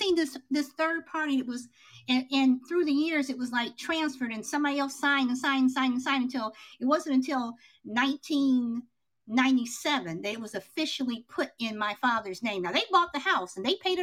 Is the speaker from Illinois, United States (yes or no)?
yes; Chicago, Illinois, United States; I grew up in Chicago